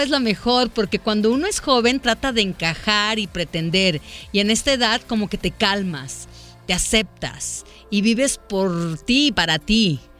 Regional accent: Puebla, Mexico; now in Guadalajara, Mexico; Yo soy de Puebla y vivo aquí con mi esposo e hijos.

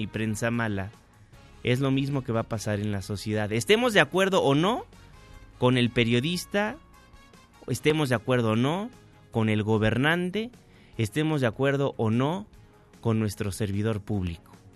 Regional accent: Mexico; Somos mexicanos todos

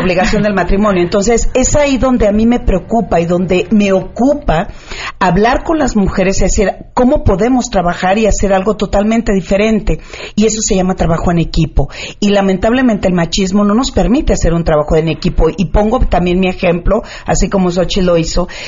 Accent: Culiacán, Sinaloa, Mexico; en Sinaloa, que soy de Culiacán

